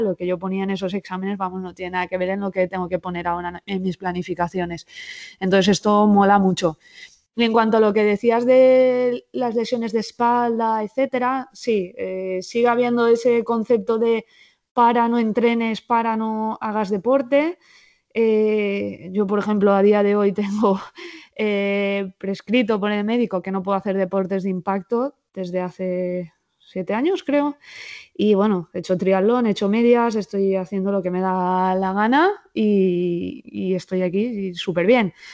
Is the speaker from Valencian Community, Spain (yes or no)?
yes; Alzira, Valencian Community, Spain; now in Valencia, Spain; mi familia He tenido durante 52 años un bar en, eh, en Alcira, mi pueblo